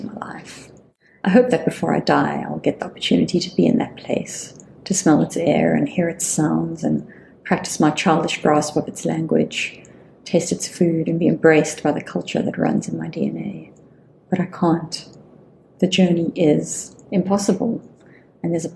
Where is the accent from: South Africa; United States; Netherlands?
South Africa; as a South African sitting in South Africa